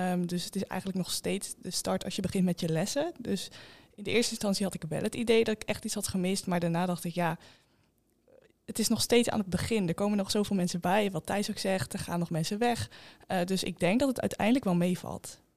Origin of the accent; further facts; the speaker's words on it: Flevoland, Netherlands; ik kom uit Flevoland, dus best wel eindje reizen.